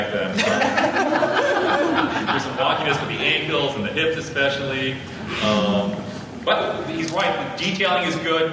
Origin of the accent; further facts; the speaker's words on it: South Bend, Indiana, United States; also born or lived in Chicago, Illinois; I was born in Ravenswood Hospital inside of Chicago, which is no longer around, but I grew up in South Bend, Indiana.